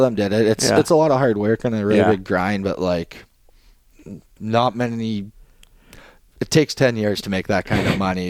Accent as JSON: {"language": "English", "area": "Edmonton area", "region": "Alberta", "country": "Canada", "tie": "born or raised there", "moved": "yes", "said": "my hometown is Edmonton"}